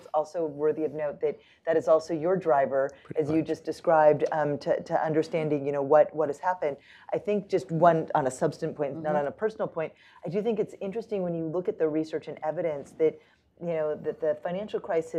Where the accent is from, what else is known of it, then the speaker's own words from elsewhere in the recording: Washington, United States; I grew up in Washington State, and my dad was a machinist at the Everett Boeing plant where they made the Boeing 747s.